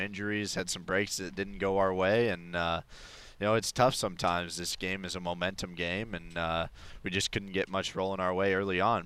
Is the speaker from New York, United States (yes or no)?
no; Denver, Colorado, United States; now in San Francisco, United States; I grew up in Denver, so I grew up going to a lot of Rockies games